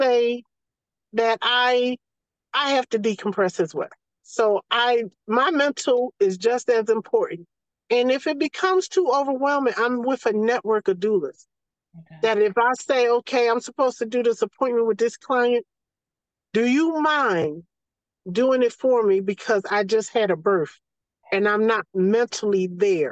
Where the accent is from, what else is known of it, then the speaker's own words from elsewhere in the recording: the South, United States; accent: Southern; as soon as they hear my accent or my vernacular, they know it's some South in me